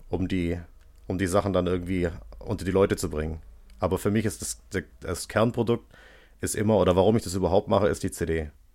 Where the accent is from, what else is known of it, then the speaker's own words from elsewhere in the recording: Stuttgart, Baden-Württemberg, Germany; also born or lived in Göppingen; ich komme aus Stuttgart und ich wohne jetzt bei Göppingen auf dem Dorf